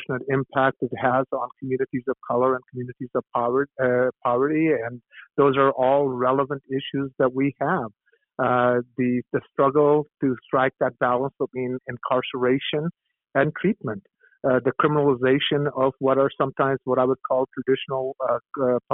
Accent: Salt Lake City, Utah, United States; born or raised there; also born or lived in India / Portland, Oregon

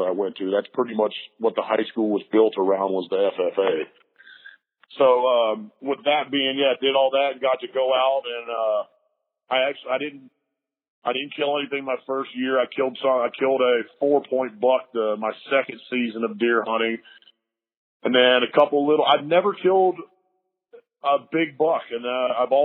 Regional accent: Lake Norman, North Carolina, United States; I grew up on Lake Norman.

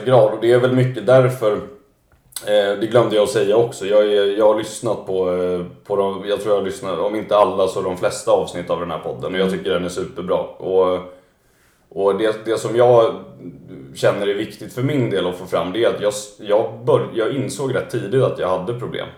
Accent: Stockholm, Stockholm County, Sweden; jag är ju född då och uppvuxen här i Stockholm, i Vasastan

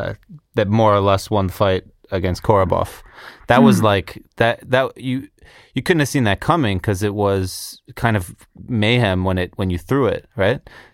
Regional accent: Chicago, Illinois, United States; I come from Chicago, where, you know, improv comedy is king

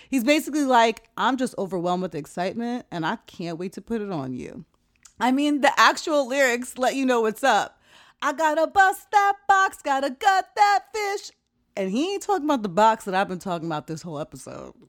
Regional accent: Jamaica; moved away; also born or lived in West Coast, United States; As a Jamaican

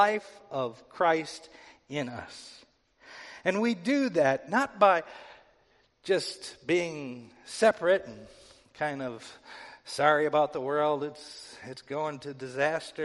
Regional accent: United States; I'm an American

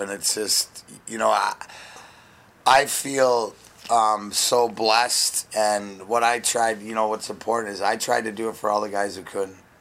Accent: Ontario, Canada; now in Detroit, United States; I'm proud to be from there

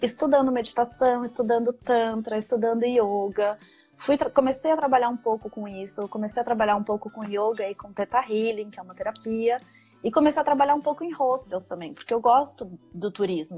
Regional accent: São Paulo, Brazil; moved away as an adult; also born or lived in São Carlos, Brazil; now in Copenhagen, Denmark; Eu sou de São Paulo, eu estudei no interior de São Paulo, na faculdade eu fiz é, São Carlos. É, mas então até os 18 eu morei na capital, depois eu fui pro interior

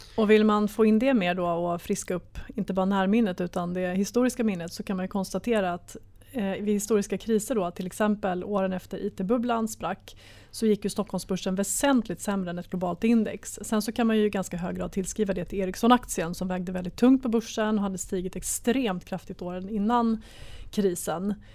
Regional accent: Sweden; som svensk sparare

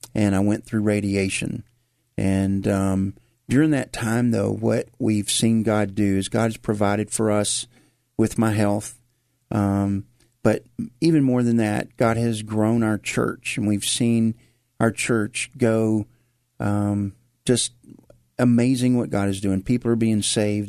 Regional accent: Memphis, Tennessee, United States; accent: Memphis; moved away as an adult; now in Lagrangeville, United States; we were going to Whit Memorial Baptist Church over off of Macon Road is where I grew up

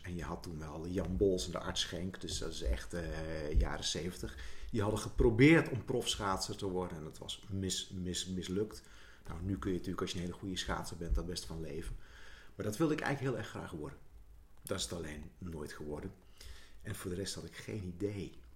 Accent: Zuidlaren, Drenthe, Netherlands; moved away; toen wij in Zuid-Laren woonden

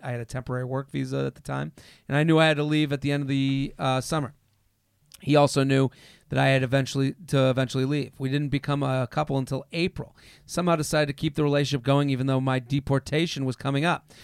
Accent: outside of Boston, Massachusetts, United States; moved away as an adult; also born or lived in Pennsylvania; now in New York, United States; I'm from outside of Boston in high school

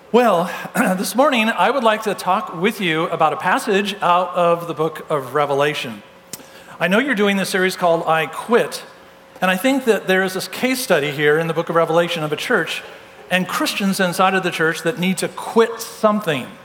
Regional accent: California, United States; I'm from Southern California originally, and so everybody played golf in my family.

